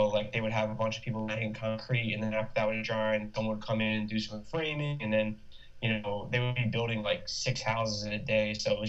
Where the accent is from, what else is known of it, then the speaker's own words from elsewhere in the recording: Levittown, Pennsylvania, United States; moved away as an adult; now in Brooklyn, United States; I'm from Levittown, Pennsylvania. It's like 25 minutes outside Philly. It's kind of in between that and Trenton, New Jersey.